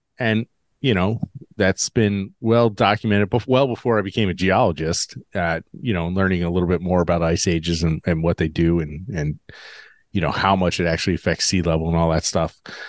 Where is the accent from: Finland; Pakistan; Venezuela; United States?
United States; as a student growing up in the United States